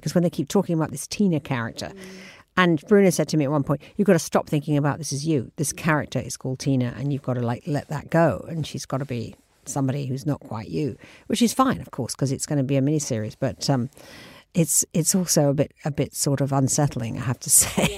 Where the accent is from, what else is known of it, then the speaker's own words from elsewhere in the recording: England, United Kingdom; moved away as an adult; now in New York, United States; I'm a English girl. I mean, I lived here until I was thirty